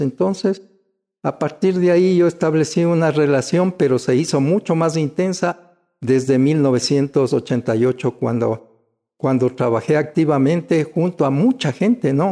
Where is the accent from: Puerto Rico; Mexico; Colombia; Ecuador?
Ecuador; Quito, Pichincha; yo ya nací en Quito. Yo soy auténticamente quiteño, estudié en la escuela Espejo tradicional municipal